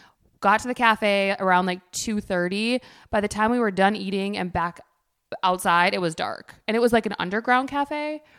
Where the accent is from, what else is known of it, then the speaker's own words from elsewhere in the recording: United States; because American.